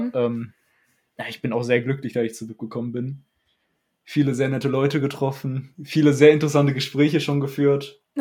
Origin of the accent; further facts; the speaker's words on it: Dinslaken, North Rhine-Westphalia, Germany; ich komme ja aus Dietzlaken